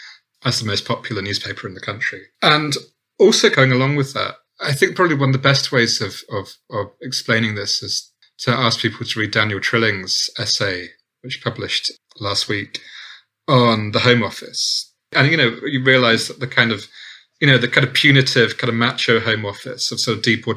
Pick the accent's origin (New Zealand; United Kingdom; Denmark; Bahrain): United Kingdom; Southampton, South East England; I'm from Southampton